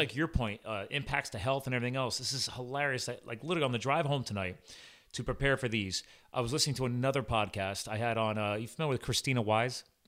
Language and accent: English; East Coast, United States; I'm from the East Coast